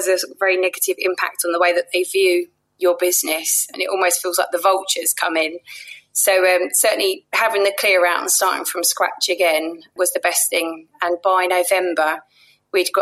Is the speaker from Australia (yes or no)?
no; London, United Kingdom; I grew up in Penge